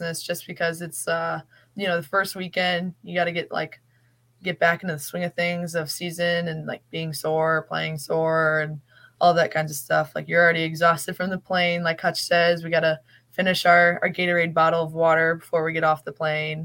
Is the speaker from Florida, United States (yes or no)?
no; Chicago suburbs, Illinois, United States; moved away as an adult; I'm from like Chicago suburbs.